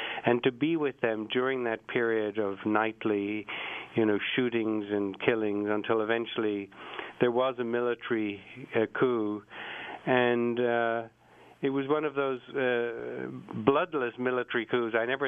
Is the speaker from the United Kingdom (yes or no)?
yes; England, United Kingdom; also born or lived in Ireland; I was born in Ireland, and the Irish are hot-blooded, and they like to fight, and they're... You know, they're very strong-willed people. And I said, then I also grew up in England